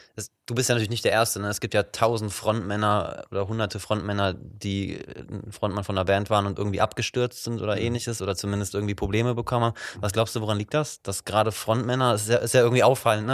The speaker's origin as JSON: {"language": "German", "town": "Wuppertal", "region": "North Rhine-Westphalia", "country": "Germany", "moved": "yes", "lives_now": "Cologne, Germany", "said": "Ich komme ursprünglich aus Wuppertal"}